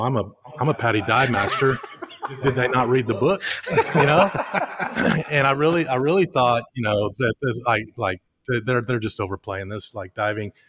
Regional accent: Highland Lakes, Lake LBJ, Texas, United States; I grew up on the Highland Lakes all my life. My, my bed growing up as a child was literally fifty feet from the shores of Lake L B J

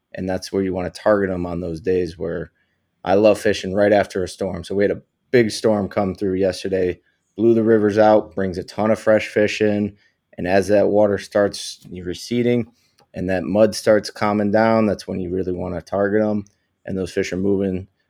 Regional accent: New York, United States; I'm from New York originally, and we have a great cold water species fishery up here

